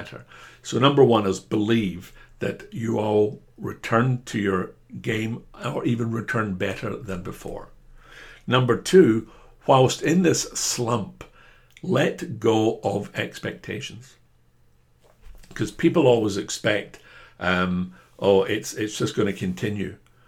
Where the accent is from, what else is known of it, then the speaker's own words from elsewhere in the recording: Scotland, United Kingdom; I'm a Scotsman